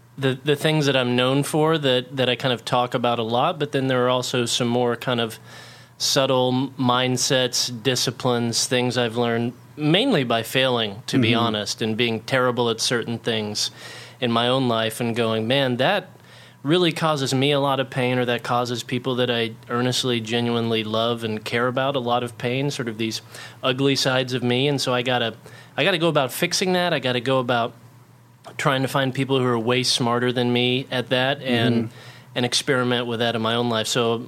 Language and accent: English; Oklahoma, United States; I grew up in Oklahoma, like I was mentioning, and then we moved to a place with a little bit of land. And so we call it the ranch.